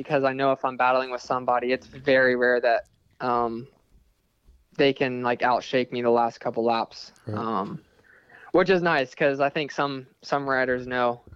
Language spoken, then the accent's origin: English; Florida, United States; born and raised in Florida. I've been here pretty much my whole life